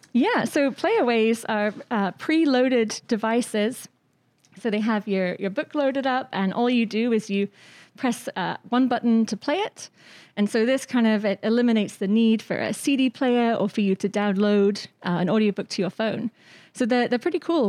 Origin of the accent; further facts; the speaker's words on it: Shrewsbury, West Midlands, United Kingdom; moved away; I grew up uh, in Shrewsbury, which is a, a, town in Shropshire